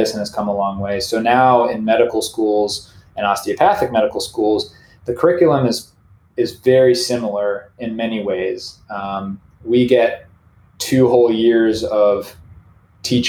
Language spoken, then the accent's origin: English; Maine, United States; I grew up in Maine